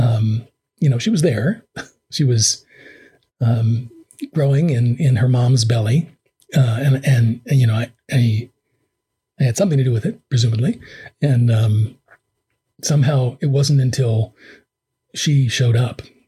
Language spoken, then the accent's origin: English; New York City, New York, United States; I grew up in a New York just before crack